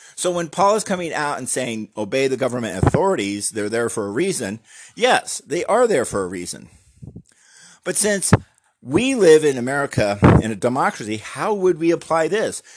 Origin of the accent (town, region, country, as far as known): United States